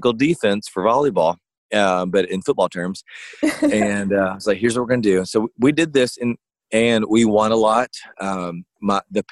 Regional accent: Southeast Arkansas, United States; I grew up in Southeast Arkansas, so Louisiana was 9 miles away from me

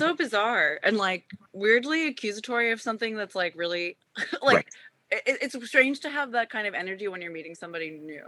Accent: Japan; moved away; also born or lived in Washington, D.C.; I grew up in Japan

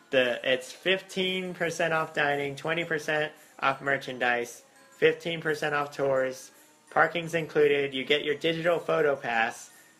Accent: Las Vegas, Nevada, United States; we're from Vegas

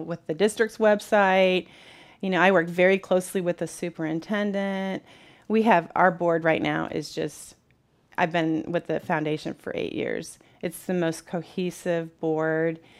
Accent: Peoria, Illinois, United States; I grew up in the Peoria Public Schools and just fell in love with it

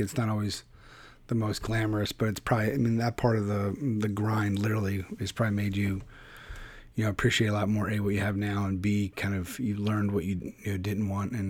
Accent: Philadelphia, Pennsylvania, United States; now in Connecticut, United States; I'm from Philadelphia and I was like, oh, I live in Connecticut now

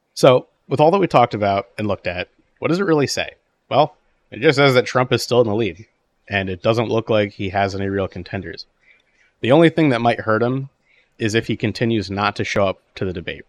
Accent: New Jersey, United States; I'm from Jersey

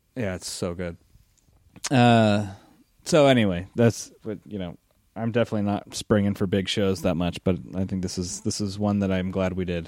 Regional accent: United States; as an American

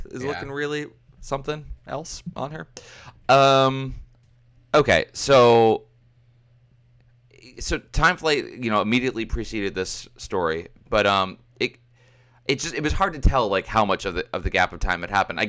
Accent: United States; I'm American

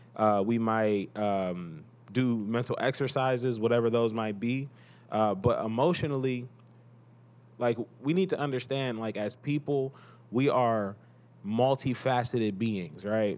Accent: Cleveland, Ohio, United States; I am from Cleveland, Cleveland, Ohio.

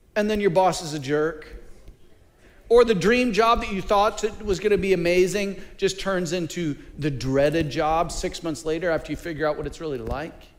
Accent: Mid Missouri, United States; I'm from Mid Missouri, so uh, I'm not a mountain boy

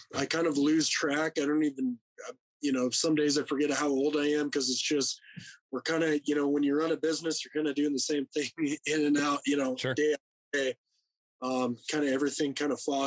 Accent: Rapid City, South Dakota, United States; born and raised in Rapid City, South Dakota

